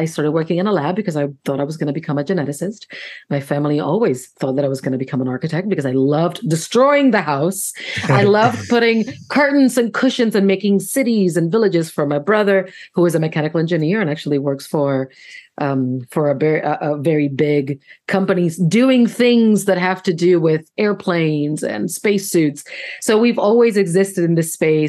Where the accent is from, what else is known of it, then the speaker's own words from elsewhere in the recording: Puerto Rico; English is a second language; moved away as an adult; also born or lived in Syracuse, New York / Washington, District of Columbia, United States; now in United States; I grew up in Puerto Rico. Then I went to Syracuse, which is very, very different. I moved to DC